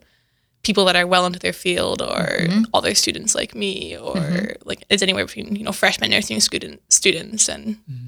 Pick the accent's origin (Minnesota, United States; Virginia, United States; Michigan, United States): Minnesota, United States; In central Minnesota.